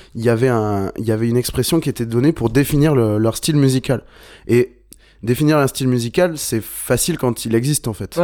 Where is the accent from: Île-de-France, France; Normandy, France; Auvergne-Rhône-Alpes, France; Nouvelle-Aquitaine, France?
Nouvelle-Aquitaine, France; Bordeaux; on est de Bordeaux